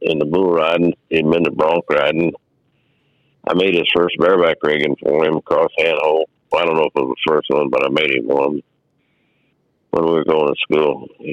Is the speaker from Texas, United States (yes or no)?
no; Danville, California, United States; also born or lived in San Luis Obispo, California / Oakdale, California; I grew up at a little town called Danville, California, which is just east of Oakland, California